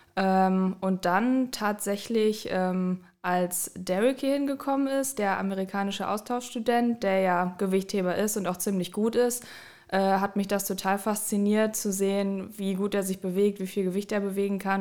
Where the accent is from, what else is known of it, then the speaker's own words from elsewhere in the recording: Düsseldorf, North Rhine-Westphalia, Germany; moved away as an adult; ich komme ursprünglich aus Düsseldorf, bin fürs Studium hier hingezogen